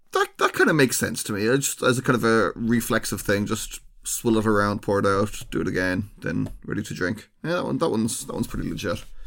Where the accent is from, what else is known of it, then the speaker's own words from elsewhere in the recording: Ireland; we are well known in Ireland for having